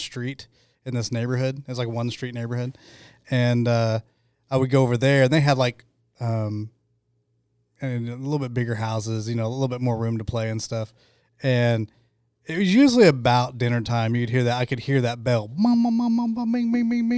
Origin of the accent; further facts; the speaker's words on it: Choctaw, Oklahoma, United States; I grew up in Choctaw